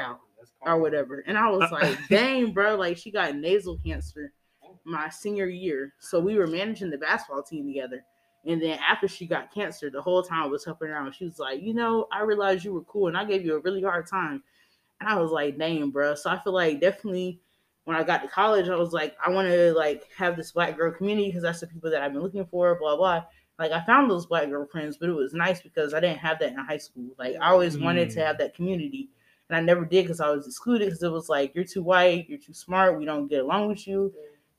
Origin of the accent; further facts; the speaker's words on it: Greenville, South Carolina, United States; also born or lived in Charlotte, North Carolina; I grew up in Greenville, South Carolina for the rest of my time.